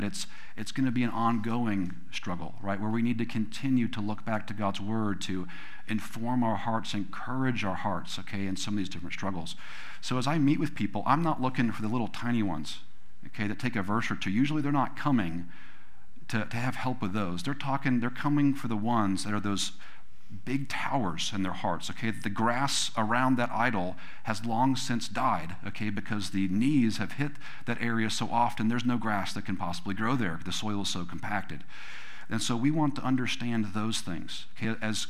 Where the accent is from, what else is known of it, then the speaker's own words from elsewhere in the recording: California, United States; You know, we came from California, which we thought we were gonna be able to afford a home when we were 50s or 60s or something like that.